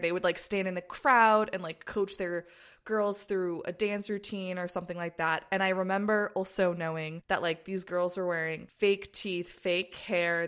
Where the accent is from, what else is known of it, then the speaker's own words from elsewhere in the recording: United States; when I was growing up in the States.